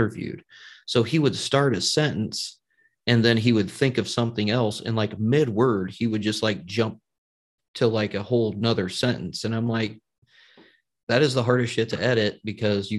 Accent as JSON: {"language": "English", "region": "Indiana", "country": "United States", "said": "I'm from Indiana"}